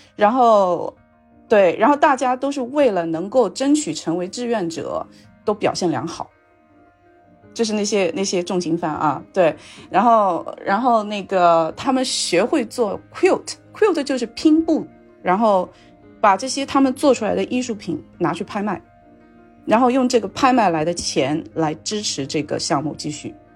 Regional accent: China; also born or lived in Louisiana, United States; now in Seattle, United States; 我们中国人

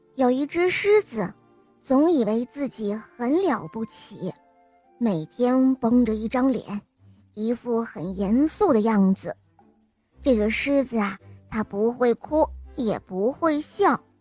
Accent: Hangzhou, Zhejiang, China; 我四岁了，我来自杭州

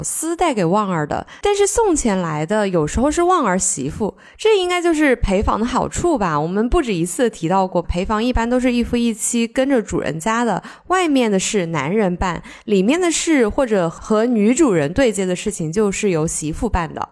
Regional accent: Sichuan, China; accent: Sichuanese; 我们四川话

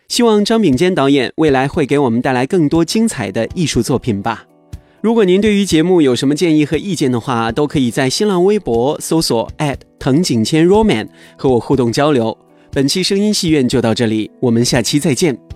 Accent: Northeast China, China; 我就是个东北人了

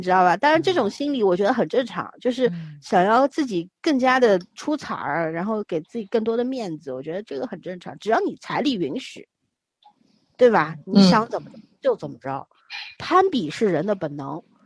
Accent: Beijing, China; 那时候在北京，小时候在北京生活嘛

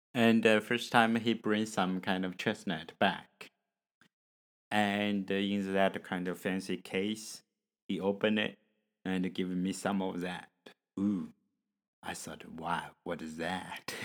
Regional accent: China; English is a second language; from China

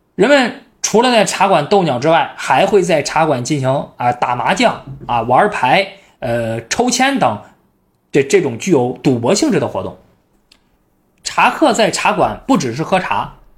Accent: northern China, China; 我是北方人

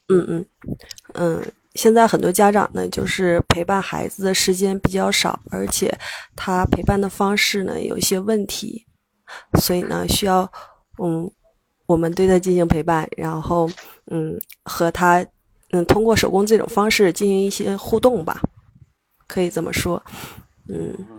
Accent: Shenyang, Liaoning, China; 我来自辽宁沈阳

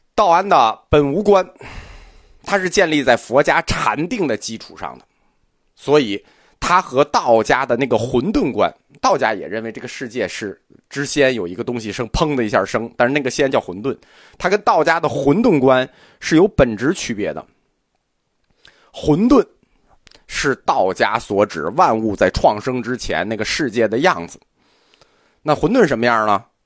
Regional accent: China; 我们中国人

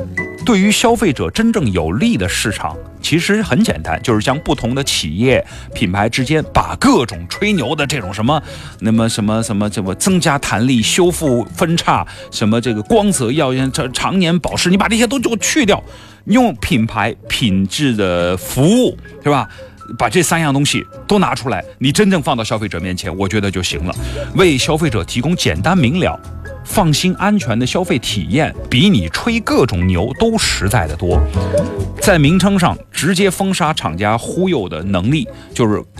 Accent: Guangdong, China; 作为一个广东人，外星鱼我没有吃过，你觉得合理吗？

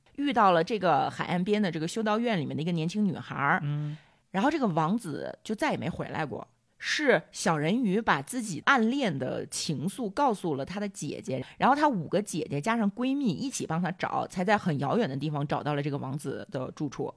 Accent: China; 我们中国人

